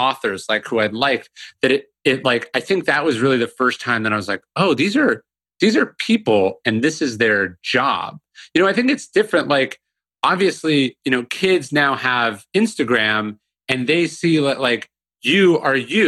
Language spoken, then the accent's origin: English; Sacramento, California, United States; moved away as an adult; also born or lived in New Orleans; now in Austin, United States; I grew up in Northern California and I loved books, but you know, obviously living in the suburbs